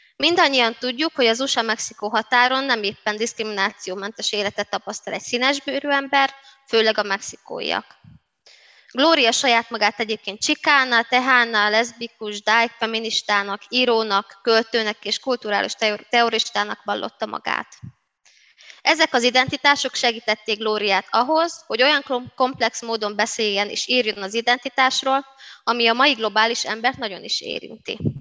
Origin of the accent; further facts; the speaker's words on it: Szabolcs-Szatmár-Bereg, Hungary; first language Hungarian; now in Budapest, Hungary; romaként, de magyar anyanyelvűként, szabolcsiként, pestiként